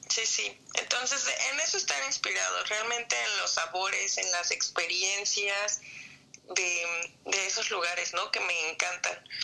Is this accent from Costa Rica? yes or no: no; Mexico; moved away as an adult; now in Melbourne, Australia; como mexicano